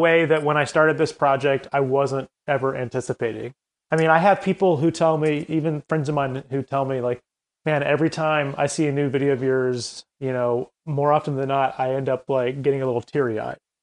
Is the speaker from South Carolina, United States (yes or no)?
yes; Columbia, South Carolina, United States; moved away as an adult; also born or lived in Chapel Hill, North Carolina; I, I grew up in Columbia, South Carolina